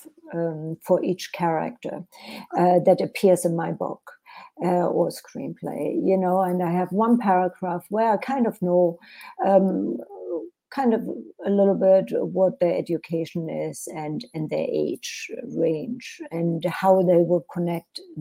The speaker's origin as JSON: {"language": "English", "country": "Germany", "tie": "born or raised there", "also_born_or_lived": "Europe", "second_language": "English", "moved": "as an adult", "lives_now": "United States", "said": "English is actually my second language, because I was born in Germany and lived in Europe for many years before I came to the United States."}